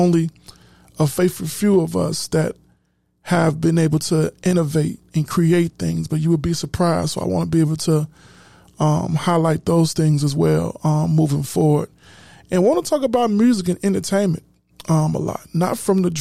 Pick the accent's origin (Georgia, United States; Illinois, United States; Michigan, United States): Illinois, United States; Chicago; I'm from Chicago